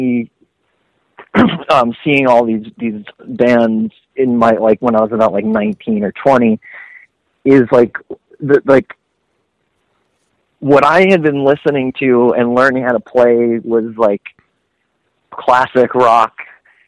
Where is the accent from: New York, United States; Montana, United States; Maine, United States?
New York, United States; Long Island; growing up on Long Island and being able to go into New York City